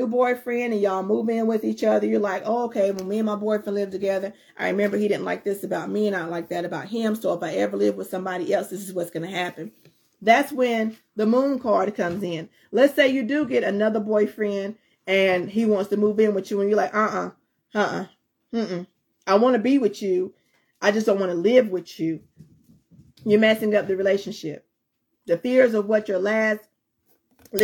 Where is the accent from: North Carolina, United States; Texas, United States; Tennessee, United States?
North Carolina, United States; also born or lived in Fayetteville, North Carolina; I'm from the country part of North Carolina